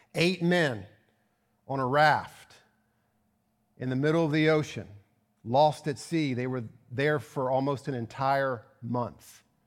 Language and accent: English; Virginia, United States; moved away; my hometown of Virginia